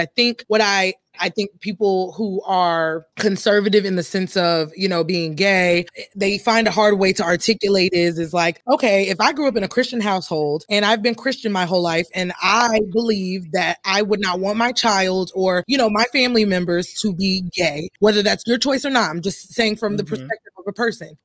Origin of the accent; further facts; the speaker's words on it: Deep South, United States; I'm from the Deep South